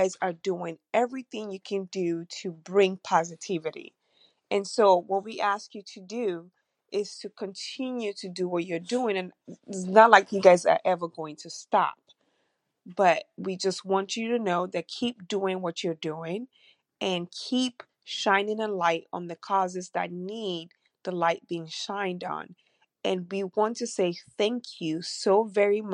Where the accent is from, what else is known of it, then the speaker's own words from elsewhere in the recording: Nigeria; now in United States; I'm from the United States, but I grew up in Nigeria.